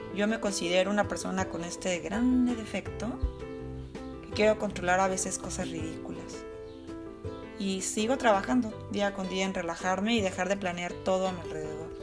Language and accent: Spanish; Mexico; moved away as an adult; now in Germany; Esto fue cuando emigré de México a Alemania.